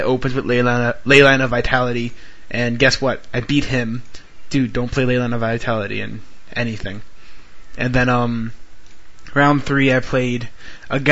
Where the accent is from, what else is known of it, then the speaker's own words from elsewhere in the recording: Florida, United States; We're from Florida